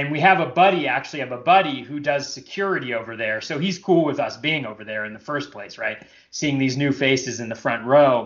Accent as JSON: {"language": "English", "region": "Northern California", "country": "United States", "tie": "born or raised there", "said": "I grew up in Northern California"}